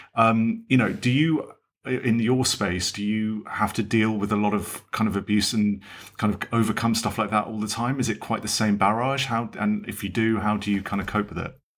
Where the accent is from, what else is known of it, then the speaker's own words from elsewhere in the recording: England, United Kingdom; obviously being English, I call it football